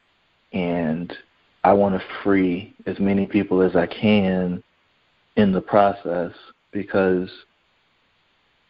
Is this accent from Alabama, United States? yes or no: no; Fayetteville, North Carolina, United States; moved away as an adult; also born or lived in Virginia; I grew up in Fayetteville, North Carolina, the son of a soldier and a stay-at-home mom